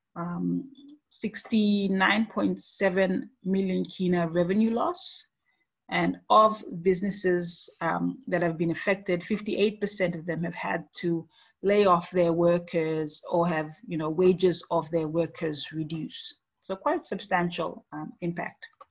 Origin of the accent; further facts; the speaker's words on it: Papua New Guinea; moved away as an adult; now in Nara, Japan; in my home country of Papua New Guinea